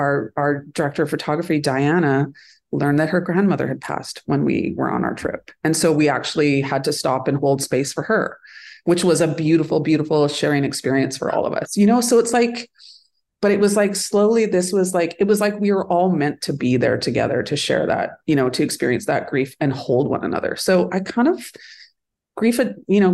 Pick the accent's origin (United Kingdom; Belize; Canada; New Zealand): Canada; Northern Alberta; now in Vancouver, Canada; where I grew up in Northern Alberta